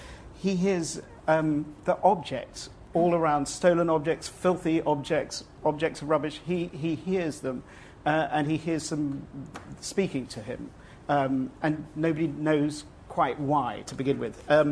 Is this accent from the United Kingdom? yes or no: yes; England, United Kingdom; now in Texas, United States; I live in Texas, but I'm not Texan. And living in Texas, I found that I missed England desperately, and I desperately wanted somehow to go back.